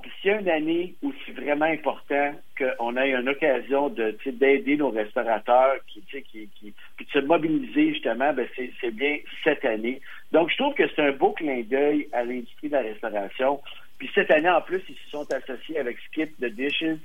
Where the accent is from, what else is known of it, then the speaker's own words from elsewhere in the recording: Montreal, Quebec, Canada; je viens de Montréal